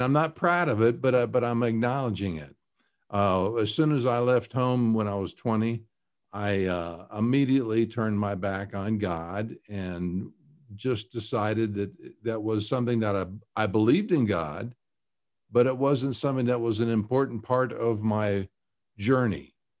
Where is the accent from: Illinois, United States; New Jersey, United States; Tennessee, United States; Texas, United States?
Tennessee, United States; Chattanooga; also born or lived in Kentucky / New York; now in Colorado, United States; Well, I was born in Kentucky and raised in Tennessee and around Chattanooga. And went to high school up in New York State.